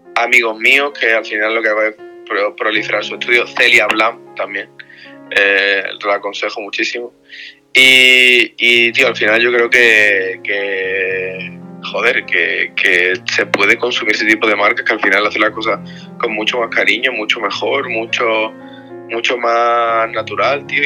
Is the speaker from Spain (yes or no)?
yes; Spain; yo soy de España